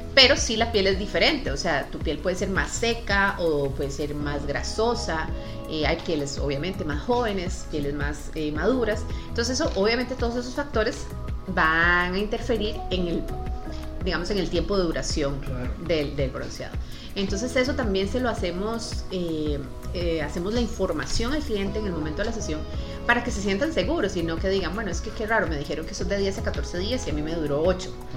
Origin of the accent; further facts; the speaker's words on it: Heredia, Costa Rica; yo soy de Heredia y siento que los heredianos